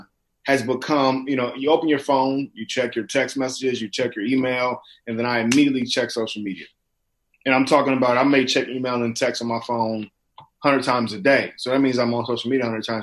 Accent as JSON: {"language": "English", "town": "Inglewood", "region": "California", "country": "United States", "tie": "born or raised there", "said": "living and growing up in Inglewood, California"}